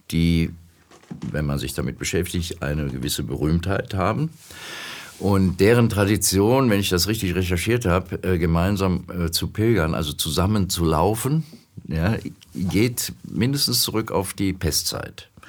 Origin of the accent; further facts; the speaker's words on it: Germany; Ich rolle seit 30 Jahren Steine für den friedlichen Wandel, so sage ich das, durch Deutschland, mein Heimatland.